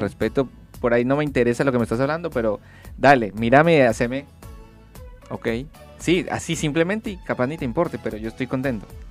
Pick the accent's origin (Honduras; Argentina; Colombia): Colombia; por más que no sea de Centroamérica, soy de Colombia